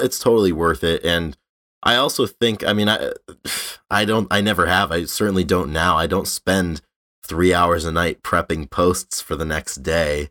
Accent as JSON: {"language": "English", "town": "North Providence", "region": "Rhode Island", "country": "United States", "tie": "born or raised there", "said": "in North Providence, my hometown"}